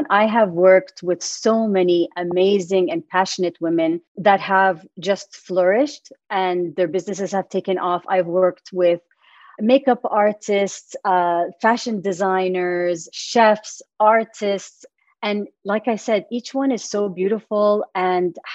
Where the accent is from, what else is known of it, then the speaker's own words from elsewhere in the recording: Middle East, Saudi Arabia; moved away as an adult; I am Saudi American. Lived all my life in the Middle East up until 2016.